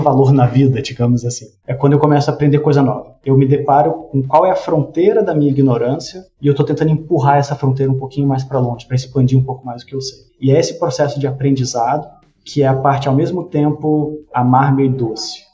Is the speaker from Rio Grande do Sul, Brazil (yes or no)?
no; Brasília, Federal District, Brazil; eu fui nascido e criado em Brasília